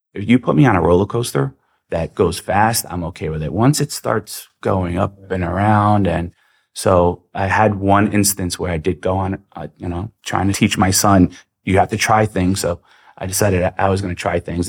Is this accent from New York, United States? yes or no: yes; New York City, New York, United States; I actually grew up in Queens, New York, but my family is from Serbia.